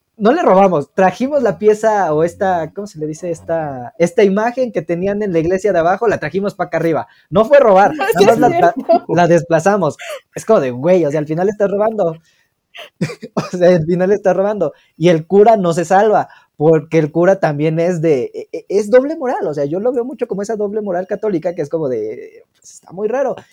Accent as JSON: {"language": "Spanish", "country": "Mexico", "said": "como buenos mexicanos que somos"}